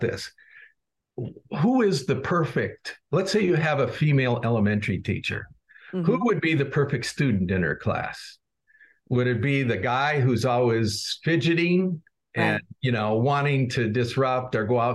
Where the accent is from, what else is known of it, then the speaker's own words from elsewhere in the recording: Chicago, Illinois, United States; I'm from Chicago